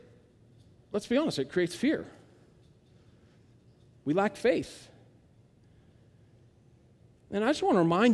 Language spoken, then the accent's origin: English; United States; I'm an American